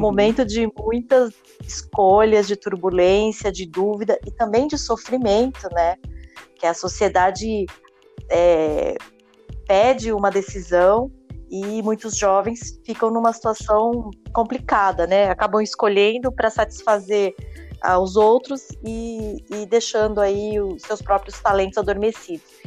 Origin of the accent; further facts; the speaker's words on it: São Paulo, Brazil; eu sou aqui da Zona Sul, sou da periferia, e nascida e criada aqui